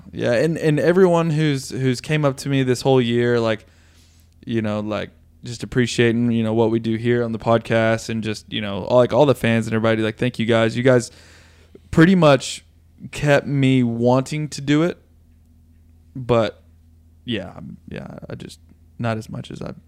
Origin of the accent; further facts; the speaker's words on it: Tennessee, United States; this fat Tennessee kid